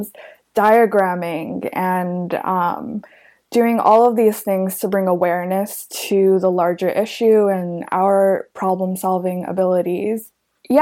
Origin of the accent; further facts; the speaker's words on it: New York City, New York, United States; growing up in New York City, I think a lot of my social life was centered in Manhattan